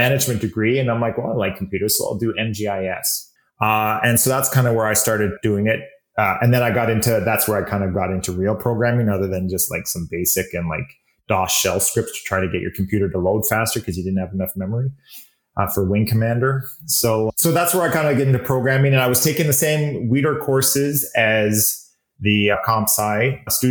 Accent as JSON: {"language": "English", "town": "Calgary", "region": "Alberta", "country": "Canada", "tie": "born or raised there", "said": "born and raised in Calgary."}